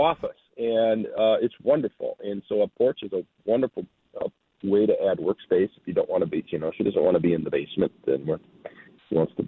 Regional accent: North Branch, Minnesota, United States; I grew up in North Branch, Minnesota, with my family

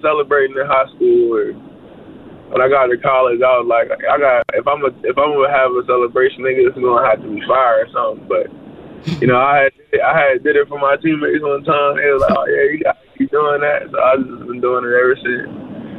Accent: Virginia, United States; moved away; I'm from Virginia, you know, we get a snow. I remember as a kid, we had like a snowstorm

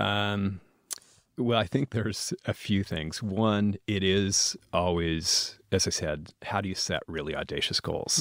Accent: Washington, United States; moved away; also born or lived in Idaho / Wyoming; I'm from Washington State

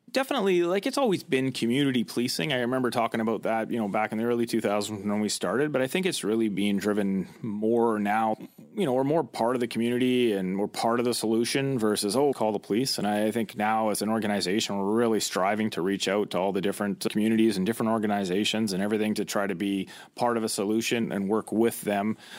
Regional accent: Chilliwack, British Columbia, Canada; I grew up in the Lower Mainland in the Chilliwackero area

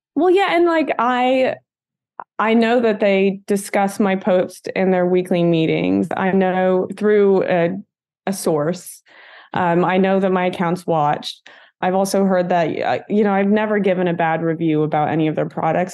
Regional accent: Bakersfield, California, United States; moved away; I was born in Bakersfield, California, which is a really, like, small town in Central California. It's one of those cities you can grow up

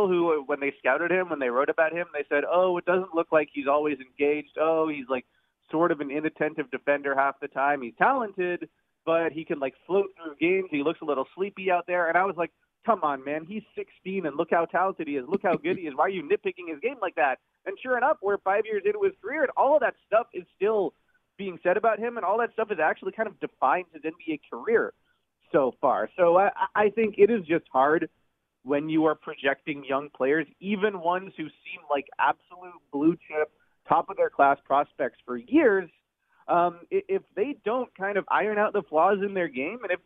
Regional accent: Toronto, Ontario, Canada; I'm from Toronto

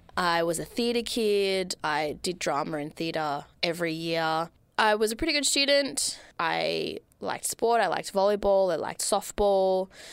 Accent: Melbourne, Victoria, Australia; I grew up in Melbourne, Australia

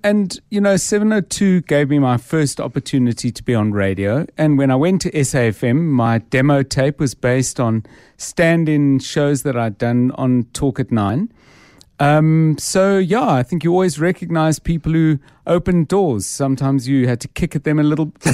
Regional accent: Johannesburg, Gauteng, South Africa; I was born in Johannesburg in nineteen fifty-nine, um, and I grew up and spent my, most of my, well, all my sort of childhood and teen life

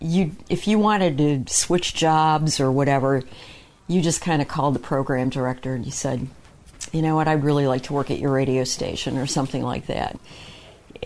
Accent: Detroit, Michigan, United States; also born or lived in Farmington, Michigan / West Bloomfield, Michigan; My family lived in Detroit. Then we moved to Farmington, and we moved to West Bloomfield

